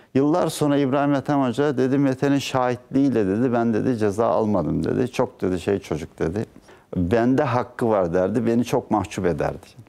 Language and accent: Turkish; Ayvalık, Balıkesir, Turkey; moved away as an adult; also born or lived in Dursunbey, Balıkesir / İzmir / Ankara / United Kingdom; Ben 1960 e, 15 Haziran 1960'te Balıkesir'in Dursunbey ilçesinde doğdum.